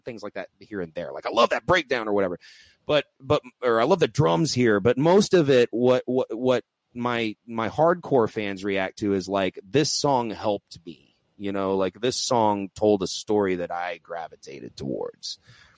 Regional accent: Texas, United States; I'm from Texas

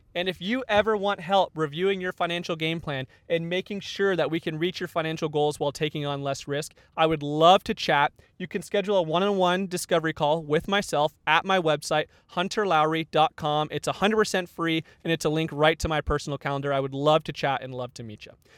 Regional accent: Tucson, Arizona, United States; moved away; I grew up in Tucson, Arizona, where it is hot, all the time

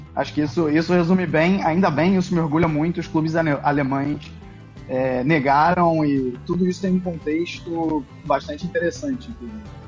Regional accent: Rio de Janeiro, Brazil; now in Duisburg, Germany; eu sou do Rio de Janeiro

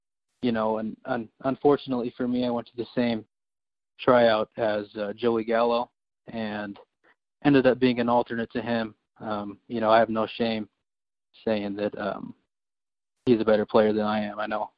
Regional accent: Salt Lake City, Utah, United States; I was born in Utah, grew up in Salt Lake City, attended high school at Alta High School

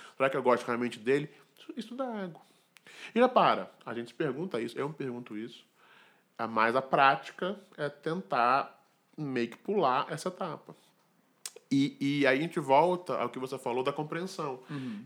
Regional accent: Brazil; born or raised there

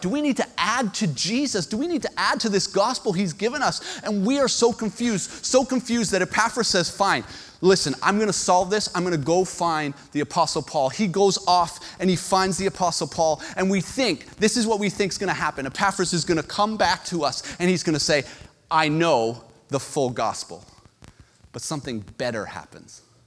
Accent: Canada; as a Canadian

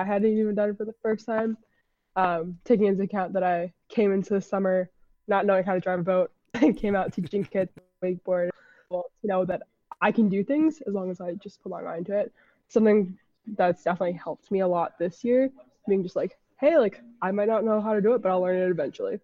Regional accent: Honolulu, Hawaii, United States; moved away as an adult; now in Washington, D.C., United States; I'm originally from Honolulu, Hawaii, but I go to school in Washington, D C at American University

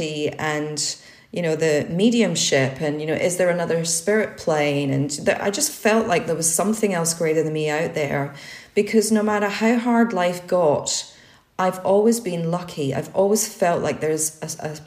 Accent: Scotland, United Kingdom; I was brought up in Scotland

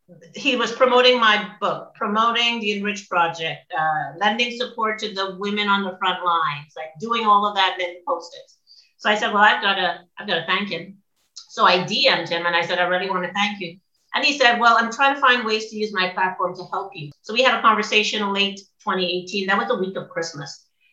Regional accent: Nova Scotia, Canada; now in Ontario, Canada; I'm in Ontario right now, but I'm from Nova Scotia and I had no idea this was happening.

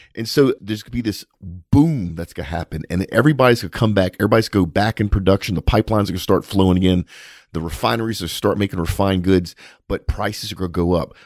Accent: South Louisiana, United States; We're both from South Louisiana

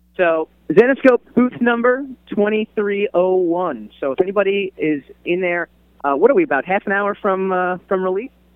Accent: New York City, New York, United States; I'm from New York City, where uh, or the New York City area

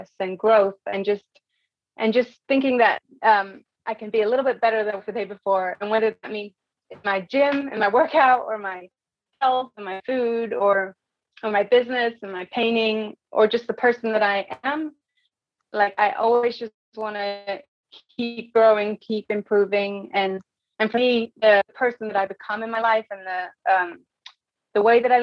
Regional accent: England, United Kingdom; moved away; I grew up in England. My mom is from America, from Kentucky, and my dad's English

